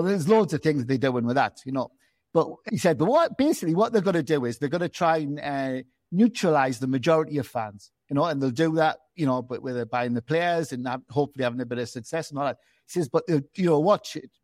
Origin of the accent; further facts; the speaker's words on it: Gateshead, North East England, United Kingdom; also born or lived in London; I'm from Gateshead